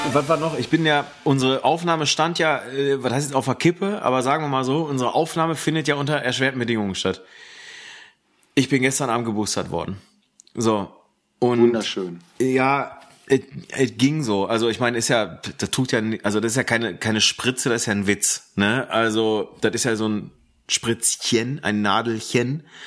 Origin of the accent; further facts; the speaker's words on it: Ruhr area, North Rhine-Westphalia, Germany; Bei uns im Ruhrgebiet